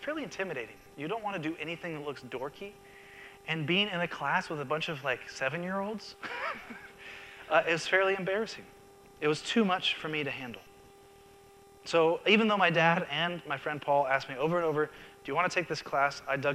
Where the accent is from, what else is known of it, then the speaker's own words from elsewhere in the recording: Seattle, Washington, United States; the church I grew up in Seattle